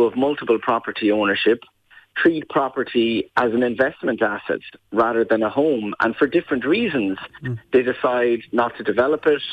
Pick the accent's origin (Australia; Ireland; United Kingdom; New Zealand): Ireland; Waterford, Munster; now in Dublin, Ireland; I'm originally from Waterford, but live in Dublin now